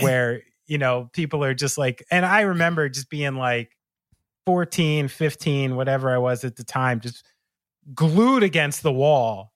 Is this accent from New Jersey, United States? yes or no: yes; New Jersey, United States; someone like me from New Jersey